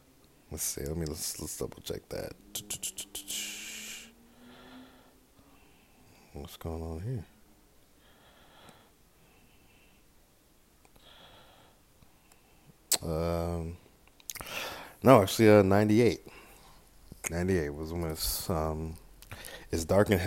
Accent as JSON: {"language": "English", "area": "Bay Area", "region": "California", "country": "United States", "said": "I'm from the Bay Area. I'm in the Bay Area"}